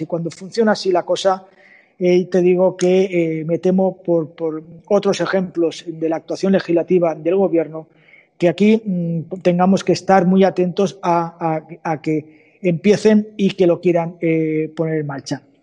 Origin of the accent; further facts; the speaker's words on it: Valencian Community, Spain; de Elche, de mi tierra, vamos, de mi comunidad